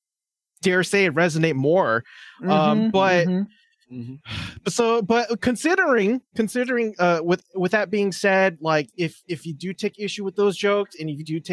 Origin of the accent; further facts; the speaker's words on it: California, United States; I'm from California